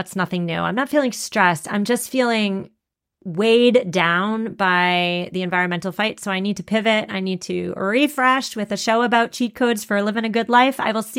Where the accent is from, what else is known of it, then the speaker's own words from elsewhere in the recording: Massachusetts, United States; I'm from Massachusetts.